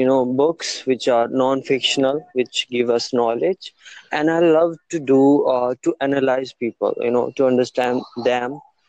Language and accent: English; Delhi, India; I'm from India. Delhi.